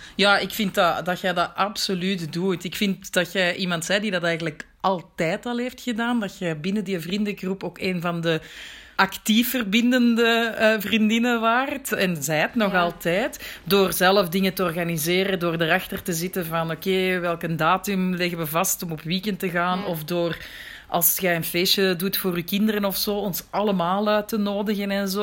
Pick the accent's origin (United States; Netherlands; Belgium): Belgium; Antwerp, Flanders; moved away as an adult; also born or lived in Brussels; now in Marrakesh, Morocco; Ik werd geboren op 7 april 1980 in Merksem.